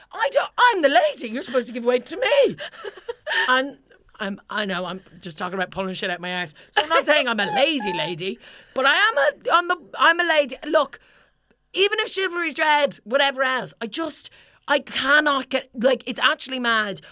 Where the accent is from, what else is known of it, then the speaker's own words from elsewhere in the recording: Ireland; now in London, United Kingdom; I'm Irish